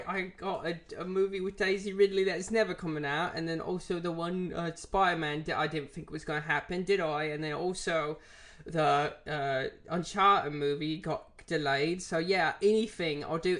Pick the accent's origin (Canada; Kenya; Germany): Germany; English is a second language; so as I am from Germany, I have some loyalty to brands